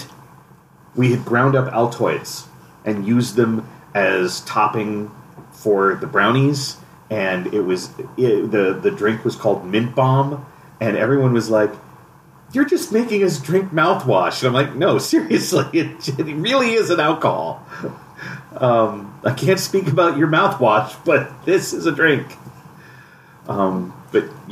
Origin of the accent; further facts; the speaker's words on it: San Diego, California, United States; now in Minnesota, United States; I'm from San Diego.